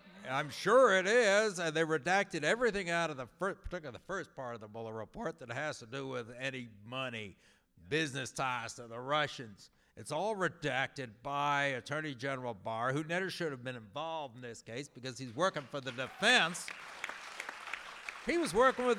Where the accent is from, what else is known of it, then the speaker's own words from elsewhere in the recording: Central Illinois, United States; moved away as an adult; also born or lived in New York City; now in Minnesota, United States; I'm from Central Illinois